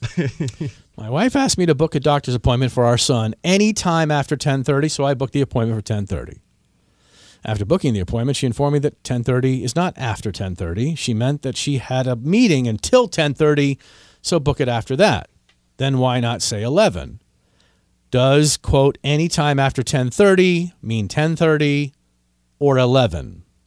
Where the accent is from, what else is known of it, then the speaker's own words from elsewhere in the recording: Washington, District of Columbia, United States; my hometown of Washington, D.C.